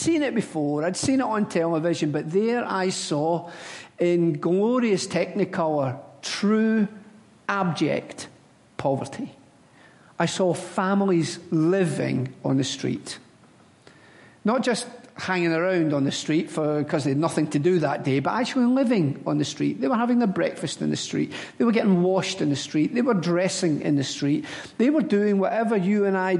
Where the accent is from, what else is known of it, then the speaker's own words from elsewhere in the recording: Glasgow, Scotland, United Kingdom; moved away; I was born in the Gorbals and I went to school in the Gorbals